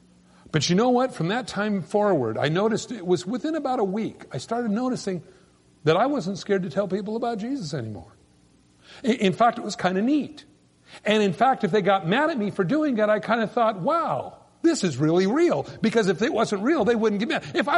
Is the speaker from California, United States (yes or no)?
yes; California, United States; moved away; And I just moved up from California, and I said, I'm from California.